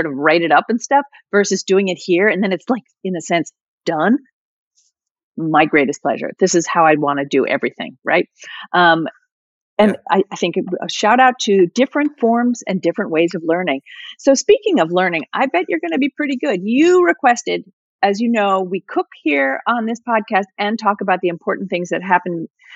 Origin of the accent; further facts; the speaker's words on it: New Jersey, United States; I'm from Jersey